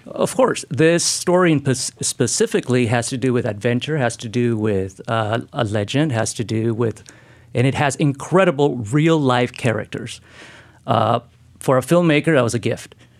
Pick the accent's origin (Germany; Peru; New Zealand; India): Peru; Lima; now in Oregon, United States; I'm from Peru, uh, and we grew up in Lima